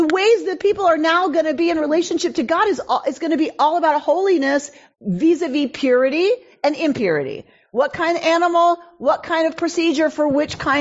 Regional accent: Georgia, United States; moved away; I grew up in Georgia.

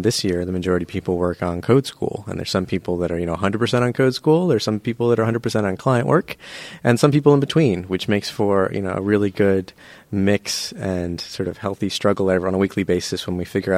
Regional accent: Beaverton, Oregon, United States; moved away; I grew up in Beaverton. Went to Beaverton High School, home of the Beaverton Beavers

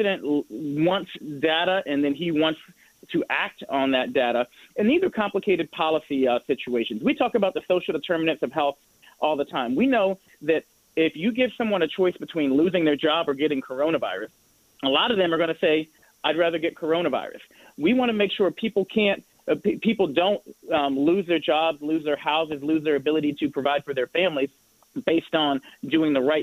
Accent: Indianapolis, Indiana, United States; born or raised there; moved away

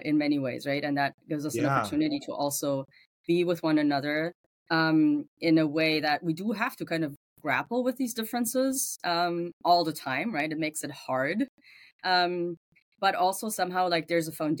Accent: Germany; English is a second language; moved away as an adult; So English is not my first language. I grew up in Germany. So you will find the accent in the background every now and then

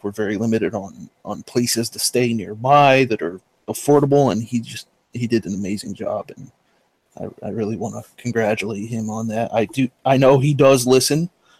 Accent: Pennsylvania, United States; I am from Pennsylvania.

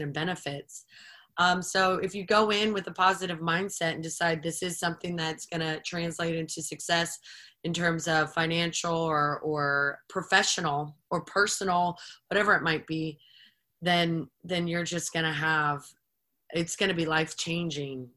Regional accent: Florida, United States; moved away as an adult; also born or lived in Panama City Beach, Florida; now in Richmond, United States; a dear friend of mine I grew up with in Florida.

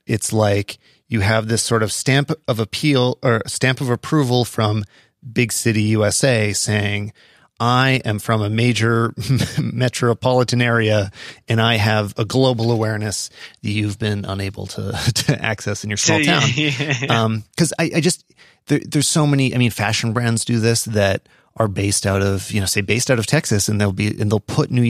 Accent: Calgary, Alberta, Canada; I'm from Calgary, but I spend most of my time on airplanes and in other bigger cities.

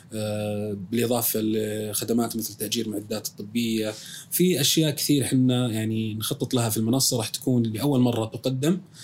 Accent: Saudi Arabia; عندنا في السعوديه

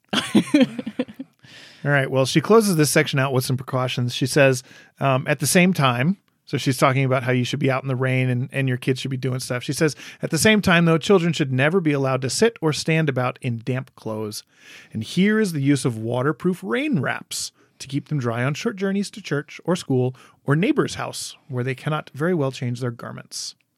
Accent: Michigan, United States; moved away; also born or lived in Wisconsin; I grew up in Michigan

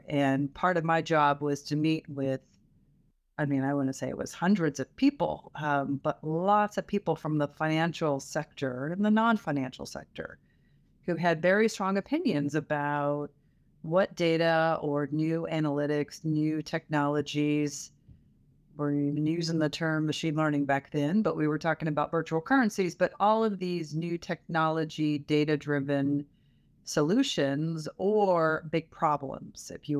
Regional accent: Louisville, Kentucky, United States; also born or lived in southeastern United States; But I hail from Louisville, Kentucky, and lived all over the southeastern United States growing up.

